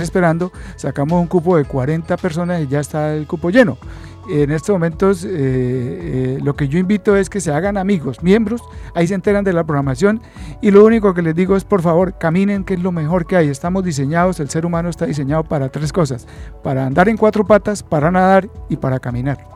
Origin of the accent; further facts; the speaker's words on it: Santander, Colombia; como santanderiano, como colombiano y como coaminante